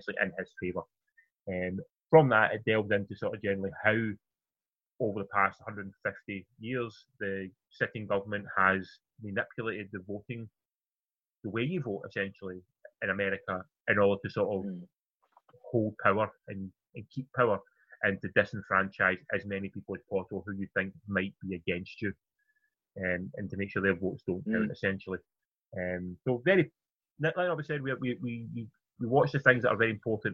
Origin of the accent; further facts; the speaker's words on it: United Kingdom; Being British and being back to the BBC, we all grew up with that on the TV all the time.